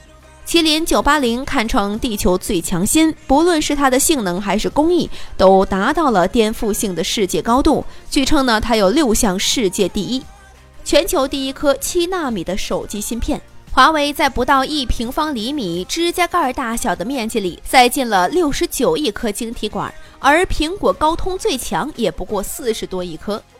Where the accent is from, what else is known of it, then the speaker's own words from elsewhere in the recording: China; 作为中国人，不理解为啥苹果公司在对待美国的领土主权时能够做到标注上的严谨，却在对待中国时做不到。